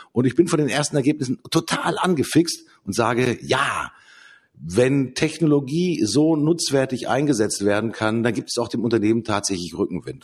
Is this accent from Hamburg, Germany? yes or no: yes; Hamburg, Germany; bei uns in Hamburg